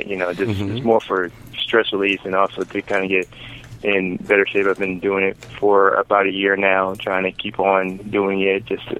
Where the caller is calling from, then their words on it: Illinois, United States; Hey, what's up, James? … from Illinois.